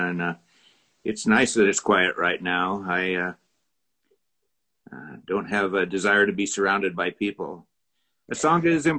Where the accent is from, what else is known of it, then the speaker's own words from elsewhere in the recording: Utah, United States; I'm from Utah.